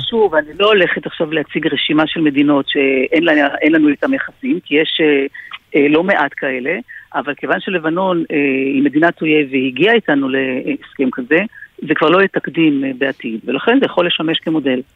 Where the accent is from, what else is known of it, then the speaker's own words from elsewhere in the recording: Nahariya, Northern District, Israel; אני גדלתי בנהריה